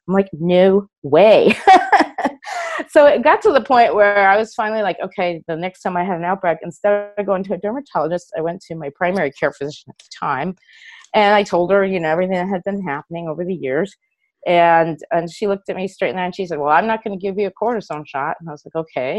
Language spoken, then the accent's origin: English; New York City, New York, United States; moved away as an adult; now in California, United States; I grew up in New York City, and I moved to California in the late 80s